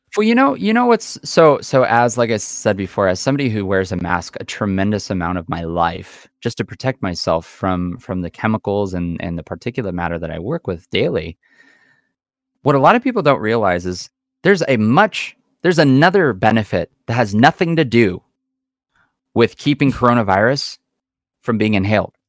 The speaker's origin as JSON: {"language": "English", "country": "United States", "said": "we as Americans"}